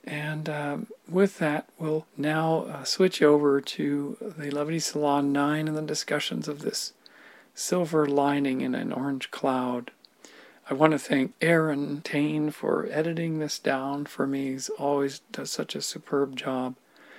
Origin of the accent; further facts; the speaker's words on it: Victoria, British Columbia, Canada; born there; I was born in Victoria, BC, 1962, seems like eons ago.